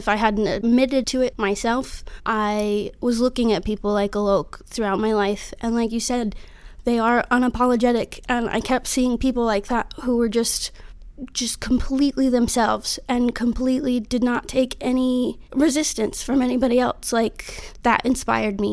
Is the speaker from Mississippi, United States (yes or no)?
yes; Biloxi, Mississippi, United States; moved away as an adult; also born or lived in Denver, Colorado / Pittsburgh, Pennsylvania; now in San Diego, United States; I grew up in South Mississippi, besides a minor detour to Pittsburgh a couple years after Katrina. But most of my life was spent on the Gulf Coast in Biloxi, Mississippi